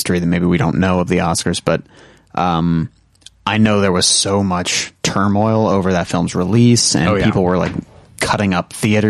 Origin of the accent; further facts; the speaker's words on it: Durham, North Carolina, United States; I grew up in Durham